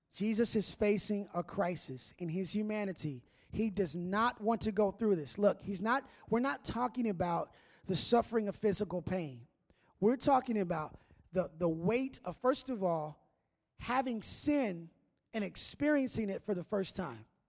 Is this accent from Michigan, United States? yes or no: no; Minneapolis, Minnesota, United States; moved away; I grew up in Minneapolis